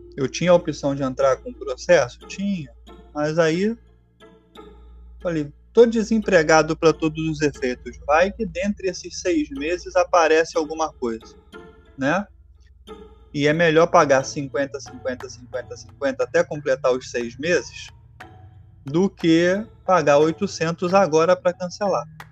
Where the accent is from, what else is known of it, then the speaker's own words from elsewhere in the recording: Rio de Janeiro, Brazil; eu sou do Rio de Janeiro